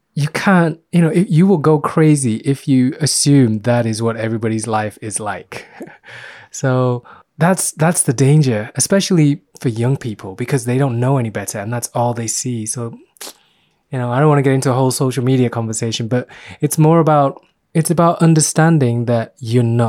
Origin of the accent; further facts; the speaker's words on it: Myanmar; I was born in Burma, which is now Myanmar